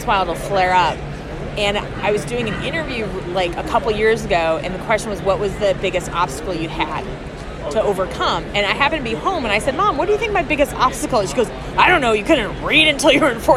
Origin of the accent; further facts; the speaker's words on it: Wisconsin, United States; moved away; I'm from Wisconsin originally